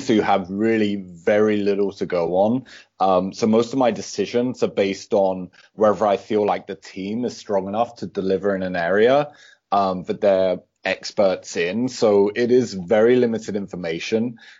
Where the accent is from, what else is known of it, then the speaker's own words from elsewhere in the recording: United Kingdom; now in Copenhagen, Denmark; I actually think I've a strange accent because I'm British originally but been living in Copenhagen, Denmark for a few years, so my accent is kind